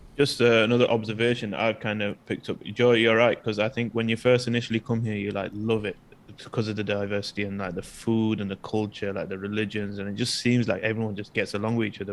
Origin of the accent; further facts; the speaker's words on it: United Kingdom; now in Malaysia; in the UK, regardless of race, especially me being from a different background, I still identify myself as British